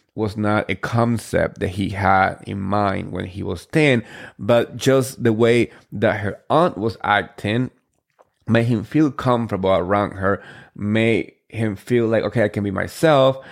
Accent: New Jersey, United States; I'm from Jersey

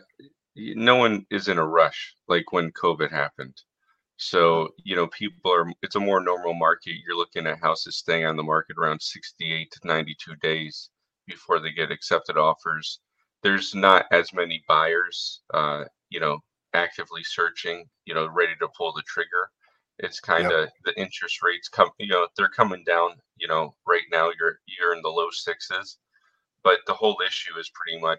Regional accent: Southwest Florida, United States; born and raised in Southwest Florida

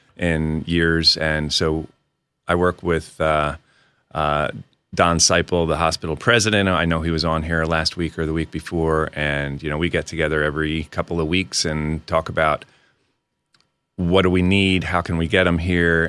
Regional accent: outside of Reading, Pennsylvania, United States; moved away as an adult; also born or lived in Washington, D.C. / Tacoma, Washington / Fort Bragg, North Carolina; now in Poconos, Pennsylvania; I grew up outside of Reading

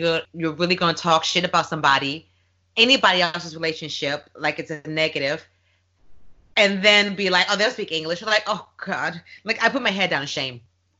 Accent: New York, United States; I'm a New Yorker

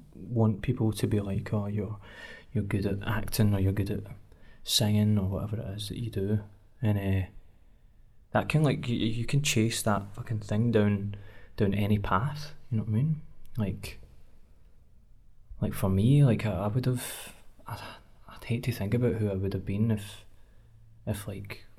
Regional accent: Cumbernauld, Scotland, United Kingdom; I'm from Cumbernauld, and the areas of Cumbernauld that I've grown up

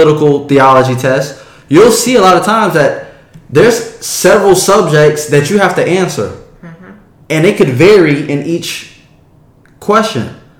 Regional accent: the South, United States; born or raised there; moved away

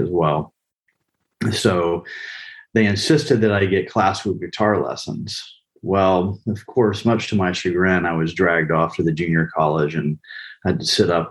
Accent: Pensacola, Florida, United States; moved away; also born or lived in Austin, Texas / Bolivia; I grew up in Pensacola, Florida. My father was military

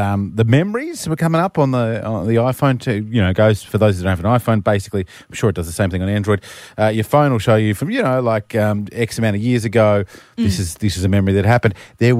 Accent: Queensland, Australia; growing up in Queensland, we barbecued every weekend.

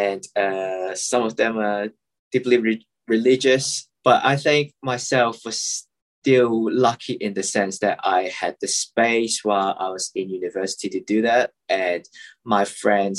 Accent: Hong Kong; I'm from Hong Kong

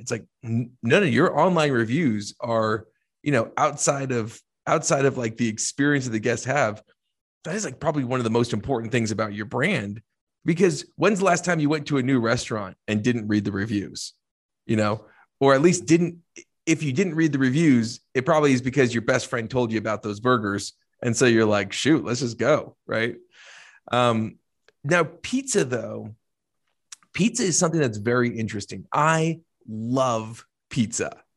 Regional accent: New Jersey, United States; I'm from Jersey

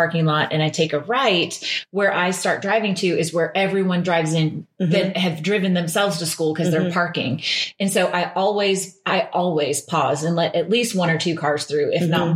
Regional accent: Washington, United States; now in Atlanta, United States; growing up in Washington State.

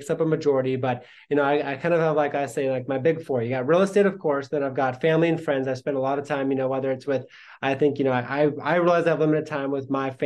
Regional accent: Sandpoint, Idaho, United States; also born or lived in Coeur d'Alene, Idaho; I grew up in Sandpoint, which is much different than Coeur d'Alene. I live in Coeur d'Alene now

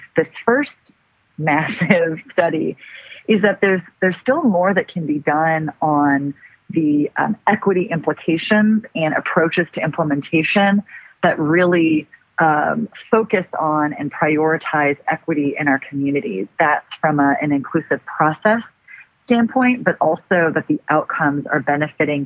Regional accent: Los Angeles, California, United States; I'm actually born and raised Angelina.

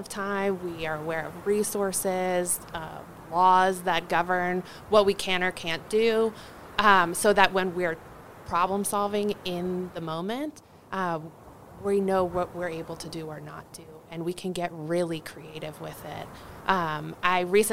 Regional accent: Northern Virginia, United States; now in Washoe County, United States; I'm originally from Northern Virginia

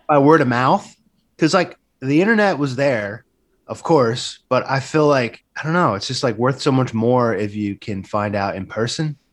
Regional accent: Seaside Heights, New Jersey, United States; moved away as an adult; also born or lived in New York City; I'm from down by Seaside Heights

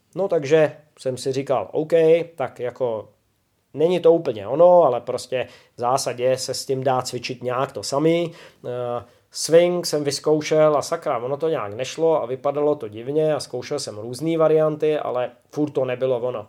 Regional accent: Czechia; Občas učím i u nás doma v Čechách a, a na Slovensku

